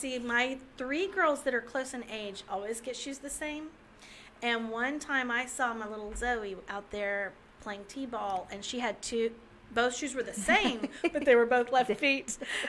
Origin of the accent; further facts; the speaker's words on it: Gulf Coast, United States; also born or lived in Texas / Louisiana / Florida; I grew up now down near the Gulf. I've lived in Texas, Louisiana, and Florida, always on the Gulf.